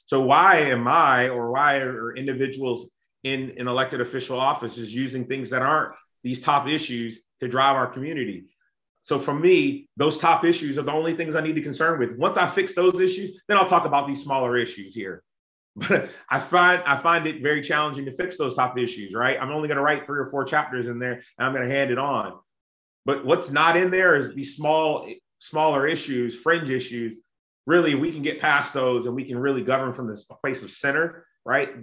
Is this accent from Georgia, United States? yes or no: no; South Carolina, United States; also born or lived in Texas / Illinois; now in Norcross, United States; I grew up in South Carolina, which is very conservative